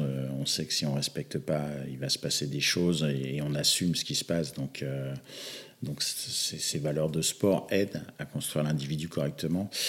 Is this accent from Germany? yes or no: no; Normandy, France; moved away; also born or lived in western Paris suburbs; je viens plutôt de la Normandie, il n'y avait pas, pas spécialement beaucoup de rugby là où j'étais. J'ai émigré en, en banlieue ouest parisienne